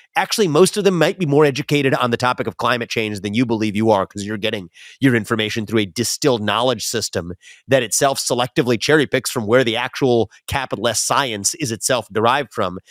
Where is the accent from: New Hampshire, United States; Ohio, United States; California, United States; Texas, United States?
Ohio, United States; West Chester; where I grew up in Westchester, Ohio